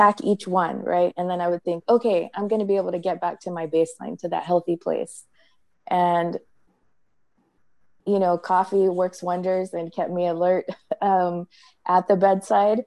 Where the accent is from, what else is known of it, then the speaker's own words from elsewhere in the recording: Central California, United States; moved away as an adult; also born or lived in San Francisco; now in Maryland, United States; I grew up in Central California in a small town. It had about 2,000 people, farm labor community.